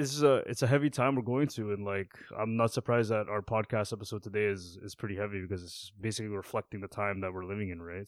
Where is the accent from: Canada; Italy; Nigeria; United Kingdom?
Canada; second gen, third gen Canadians